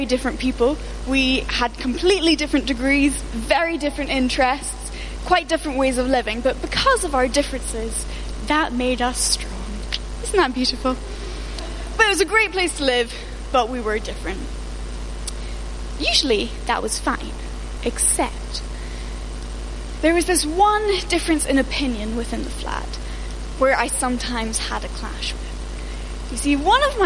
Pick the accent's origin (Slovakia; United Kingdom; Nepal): United Kingdom; especially as British people